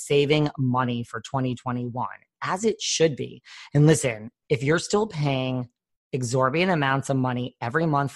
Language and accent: English; New York, United States; I'm from New York